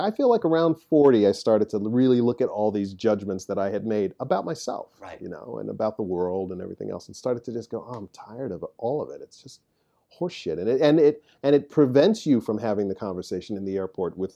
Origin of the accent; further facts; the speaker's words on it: Midwest, United States; but as a Midwesterner, as I used to say